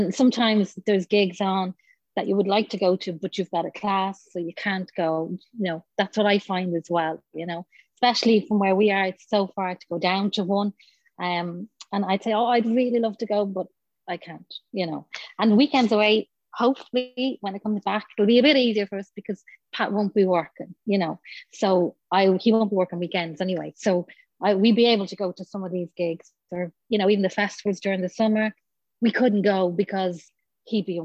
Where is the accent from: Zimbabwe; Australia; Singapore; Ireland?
Ireland; Dublin, Leinster; we're from Dublin, so we're completely outsiders